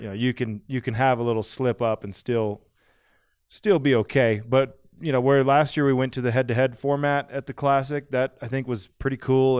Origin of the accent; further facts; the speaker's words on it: Idaho, United States; I grew up in Idaho